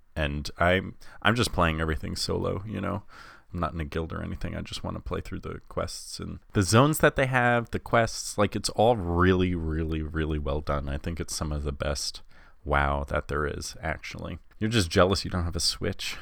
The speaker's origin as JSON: {"language": "English", "area": "Long Island", "region": "New York", "country": "United States", "said": "I'm just from Long Island"}